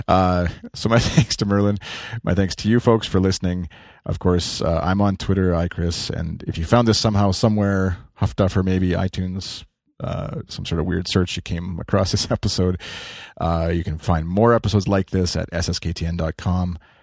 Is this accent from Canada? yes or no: yes; Canada; as a Canadian